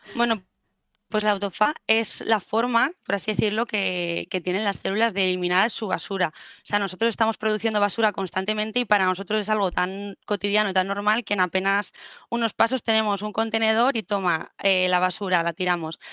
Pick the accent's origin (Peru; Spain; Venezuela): Spain; Murcia, Region of Murcia; moved away as an adult; now in Valencia, Spain; fue la de Murcia porque yo soy de ahí